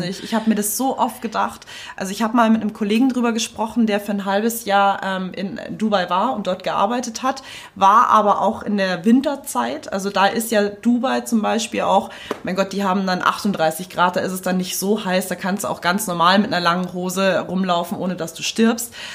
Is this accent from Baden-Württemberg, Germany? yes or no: no; Munich, Bavaria, Germany; ich bin in München groß geworden